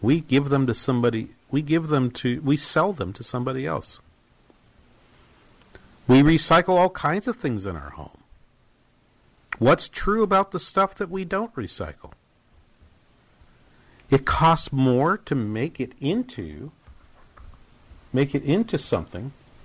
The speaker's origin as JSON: {"language": "English", "town": "Manchester", "region": "New Hampshire", "country": "United States", "tie": "born or raised there", "said": "my hometown in Manchester, New Hampshire"}